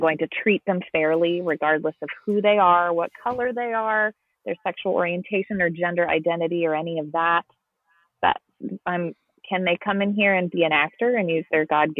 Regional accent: San Diego, California, United States; also born or lived in Spain; I grew up in San Diego, California, so Spanish is around me all the time

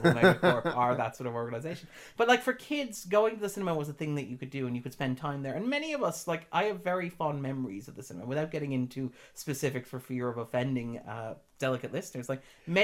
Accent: Sligo, Connacht, Ireland; We grew up in Sligo, and when we were there, there were very few things for young people to do legally

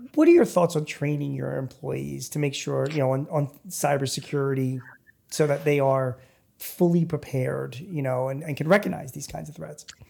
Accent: Philadelphia, Pennsylvania, United States; I'm from Philly

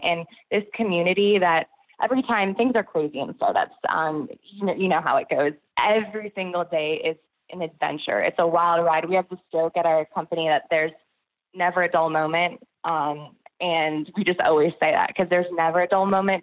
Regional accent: Connecticut, United States; also born or lived in New York City; now in Georgia, United States; I grew up in Connecticut and lived in New York City for many years

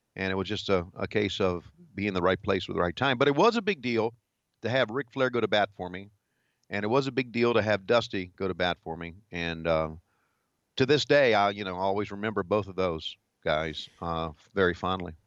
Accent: Virginia, United States; moved away as an adult; also born or lived in Charlotte, North Carolina / Greensboro, North Carolina; growing up in Virginia

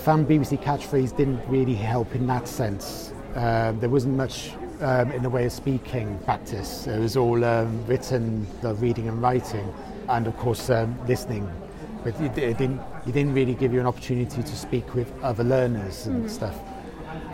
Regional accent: Barry, Wales, United Kingdom; moved away; also born or lived in Kent; I'm from South Wales, a little town called Barry, or started learning Welsh 13 years ago. And I consider myself a speaker

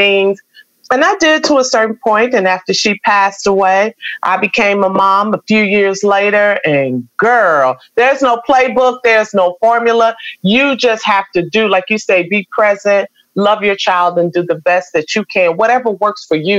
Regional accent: Chicago, Illinois, United States; moved away; also born or lived in Houston, Texas; I was born in Chicago

